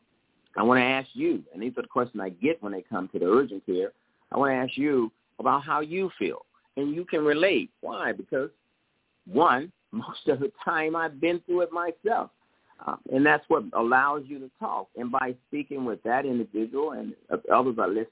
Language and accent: English; Mississippi, United States; now in Los Angeles, United States; I came from Mississippi. There was the absence of a mother and father as they had passed away, and my grandmother raised me.